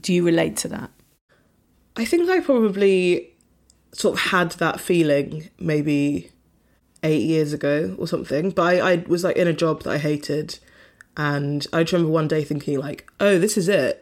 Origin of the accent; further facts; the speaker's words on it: London, United Kingdom; I was from London and my parents lived in London